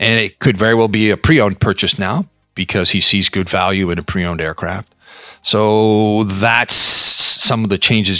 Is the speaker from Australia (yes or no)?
no; Canada; moved away as an adult; now in Hong Kong; I'm Canadian, so I came here originally out with the Bombardier Business